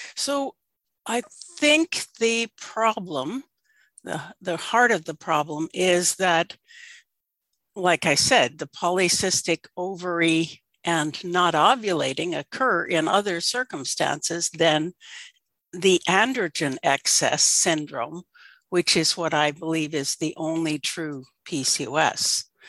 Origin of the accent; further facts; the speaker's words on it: Alaska, United States; I grew up in Alaska in fishing villages